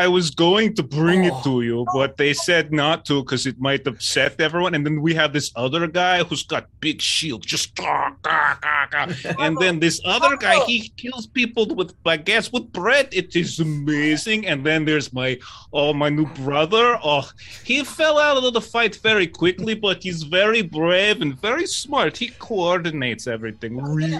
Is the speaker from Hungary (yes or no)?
yes; Hungary; English is a second language; moved away; You know, I wander a bit, but originally I'm from Hungary.